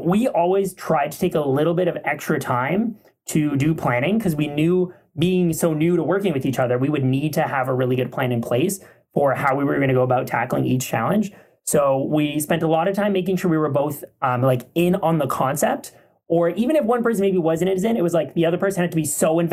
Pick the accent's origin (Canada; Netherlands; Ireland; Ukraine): Canada; being Canadian